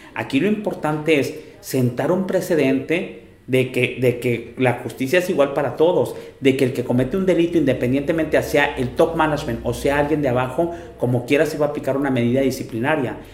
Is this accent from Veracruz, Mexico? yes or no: no; Monterrey, Nuevo León, Mexico; Los que somos de Monterrey